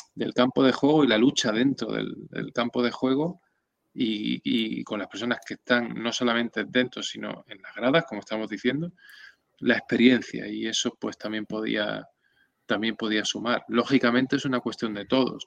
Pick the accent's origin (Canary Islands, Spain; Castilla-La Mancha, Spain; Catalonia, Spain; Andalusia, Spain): Andalusia, Spain; Benalmádena; also born or lived in Córdoba; en principio en Córdoba, que es donde yo nací, y a los 8 años me vine a, la provincia de Málaga, a Benalmádena, donde vivo ahora